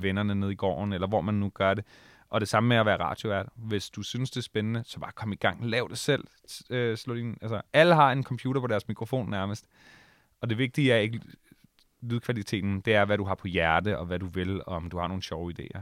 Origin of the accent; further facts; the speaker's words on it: Allinge, Capital Region of Denmark, Denmark; moved away; Jeg kommer fra Allinge på Bornholm